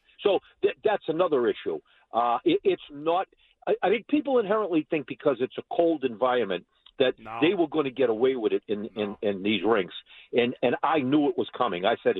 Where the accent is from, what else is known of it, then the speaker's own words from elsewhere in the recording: Boston, Massachusetts, United States; I grew up in one in East Boston